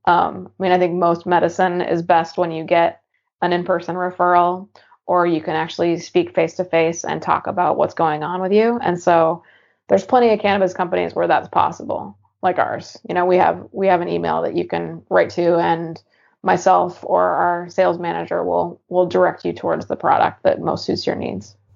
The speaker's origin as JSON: {"language": "English", "region": "Eastern Washington", "country": "United States", "tie": "born or raised there", "moved": "yes", "lives_now": "Portland, United States", "said": "growing up in Eastern Washington, super unfriendly"}